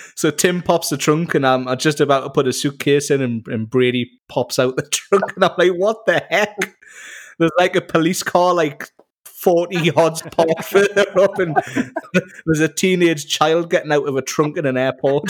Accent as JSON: {"language": "English", "town": "Newcastle upon Tyne", "region": "North East England", "country": "United Kingdom", "said": "I am from Newcastle in Northeast England, uh, where we get called Geordies"}